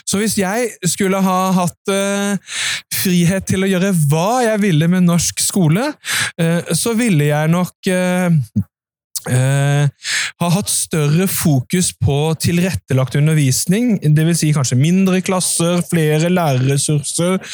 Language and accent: Norwegian; Nordre Follo, Akershus, Norway; Jeg er fra Nordre Follo kommune og Nordre Follo gatekunst, og vi er nå på Arendalsuka.